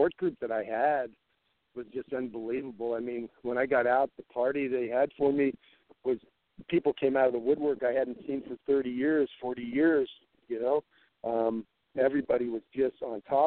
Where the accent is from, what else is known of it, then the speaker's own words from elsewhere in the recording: San Diego, California, United States; where I grew up in San Diego